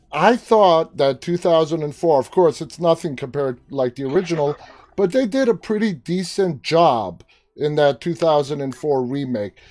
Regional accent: New York City, New York, United States; We're fellow New Yorkers. I'm from Queens.

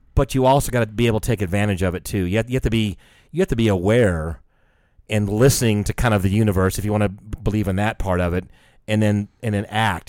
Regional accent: United States; I was from the States

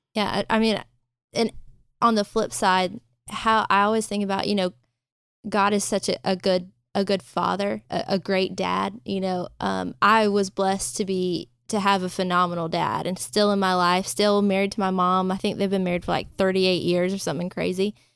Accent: Thomasville, Georgia, United States; now in Pensacola, United States; I'm from Georgia, but 100% a city girl

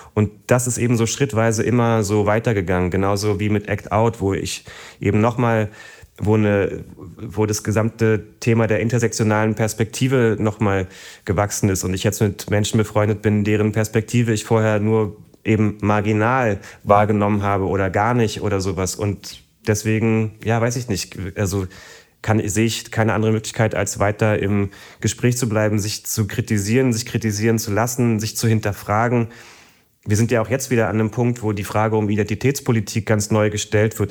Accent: Berlin, Germany; ich bin ja praktisch im Osten aufgewachsen

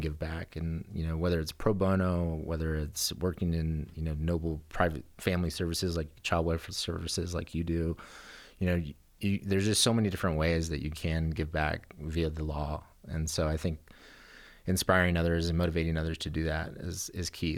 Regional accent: Texas, United States; moved away as an adult; also born or lived in California; now in Colorado, United States; I came from Texas. Uh, my family is from Texas. Both my parents were born in Texas, and, uh, so I'm Tejano.

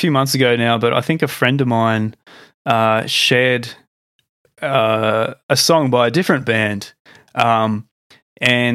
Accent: Australia; accent: Australian; my Australian accent

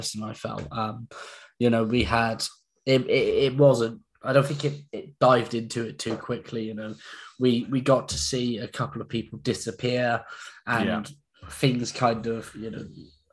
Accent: England, United Kingdom; we're English

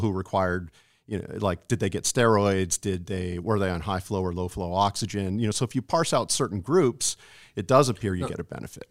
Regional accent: California, United States; moved away as an adult; also born or lived in San Antonio, Texas / Massachusetts; now in Alaska, United States; I grew up in California

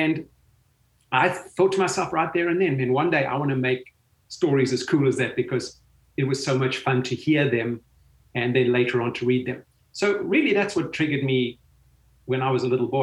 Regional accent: South Africa; growing up in South Africa

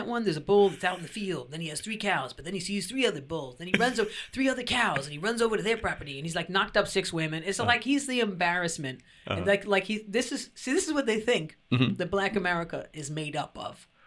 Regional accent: New York, United States; that's part of being a New Yorker.

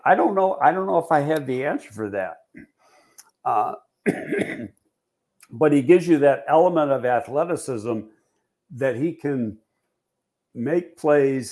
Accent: Buffalo, New York, United States; I'm from Buffalo

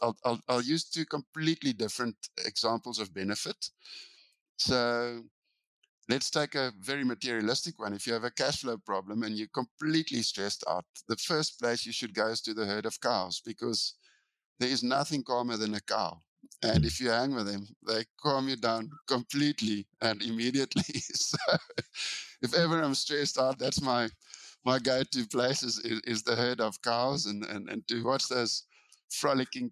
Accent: South Africa; I come from Africa

